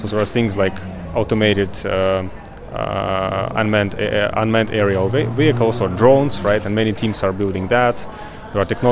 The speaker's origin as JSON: {"language": "English", "country": "Ukraine", "said": "I'm from Ukraine."}